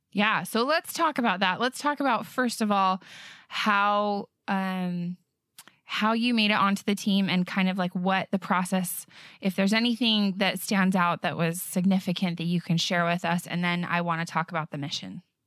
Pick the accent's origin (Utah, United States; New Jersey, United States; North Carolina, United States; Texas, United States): Utah, United States; Bountiful; I'm from Bountiful